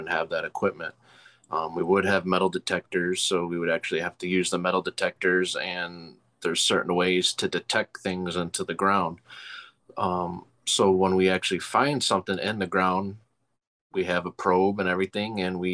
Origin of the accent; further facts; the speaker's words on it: Chicago, Illinois, United States; Yeah, I was born and raised in Chicago. I'm actually from the north side.